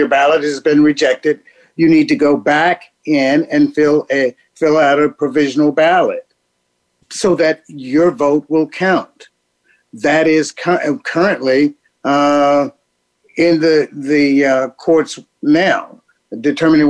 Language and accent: English; Houston, Texas, United States; moved away as an adult; also born or lived in Dallas, Texas / London; now in Washington, D.C., United States; Born and raised in Houston, Texas, migrated to Dallas as a teenager, finished school in Dallas, finished high school in Dallas, went back to Houston for undergrad and for law school.